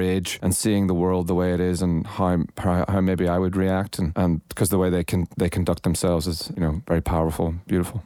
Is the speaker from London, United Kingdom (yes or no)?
no; Northern Ireland, United Kingdom; also born or lived in Los Angeles; I'm from Northern Ireland. It was a very closed society when I was growing up